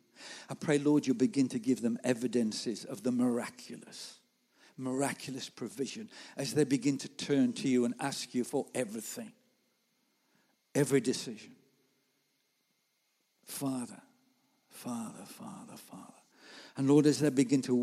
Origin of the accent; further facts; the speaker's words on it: Gornal, West Midlands, United Kingdom; moved away as an adult; now in Warsaw, Poland; I'm just from Gornal